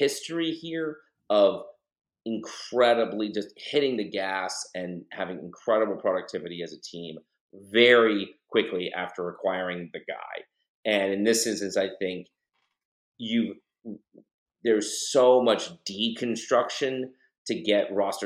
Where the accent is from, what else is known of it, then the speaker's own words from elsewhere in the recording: Austin, Texas, United States; I grew up in Austin